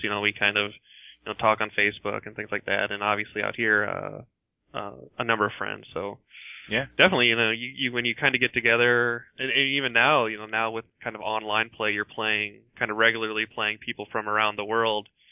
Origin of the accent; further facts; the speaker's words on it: Iowa, United States; I grew up mostly in Iowa